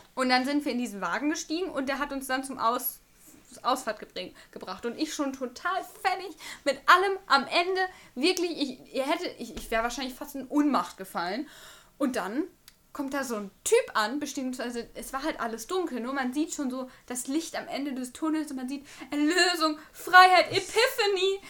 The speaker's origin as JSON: {"language": "German", "town": "Bocholt", "region": "North Rhine-Westphalia", "country": "Germany", "tie": "born or raised there", "moved": "yes", "lives_now": "Münster, Germany", "said": "ich bin in Bocholt groß geworden. Das sind 90 Kilometer von hier. 14 Jahre meines Lebens habe ich da verbracht"}